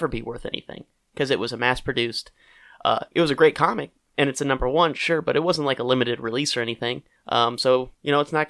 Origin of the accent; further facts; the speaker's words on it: Littleton, Colorado, United States; I grew up in Littleton, Colorado